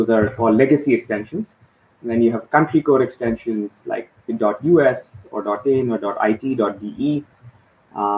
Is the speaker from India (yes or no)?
yes; India; moved away as an adult; also born or lived in Mumbai, India; now in Dubai, United Arab Emirates; I was born and raised in India, lived in a few different parts